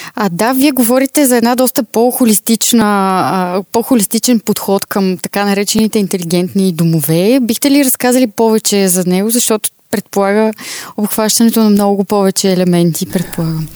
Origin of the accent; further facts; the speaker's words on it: Vidin, Vidin Province, Bulgaria; Видин, откъдето съм.